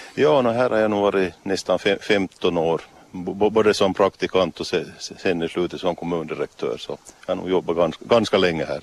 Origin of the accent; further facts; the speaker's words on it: Maxmo, Ostrobothnia, Finland; det är nog mina hemtrakter. Jag bor en 400-500 meter härifrån